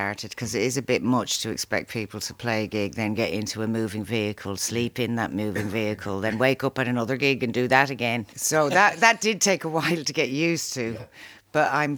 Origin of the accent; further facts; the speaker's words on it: Arklow, Leinster, Ireland; also born or lived in Dublin; I was born actually in Dublin. Brought up in Arklow